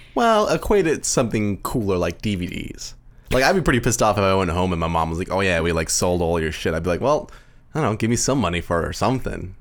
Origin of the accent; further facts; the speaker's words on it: Canada; we're Canadian, too